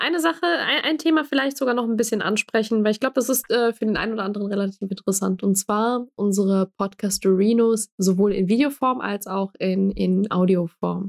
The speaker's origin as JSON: {"language": "German", "country": "Germany", "tie": "born or raised there", "also_born_or_lived": "Bosnia", "said": "Deutsch, in Deutschland als quasi Stadtkind aufgewachsen"}